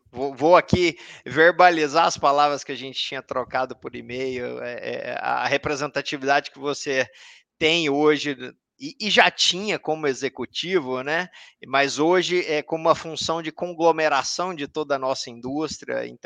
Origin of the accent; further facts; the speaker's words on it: Anápolis, Goiás, Brazil; now in Brasília, Brazil; sou natural de Anápolis, é, hoje eu moro em Brasília, minha base é Brasília.